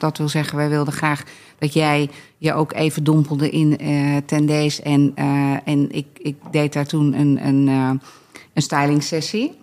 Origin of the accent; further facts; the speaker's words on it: Scherpenzeel, Gelderland, Netherlands; wij komen uit het midden van het land, Arnoek uit Barneveld, ik uit Schaarpenzeel.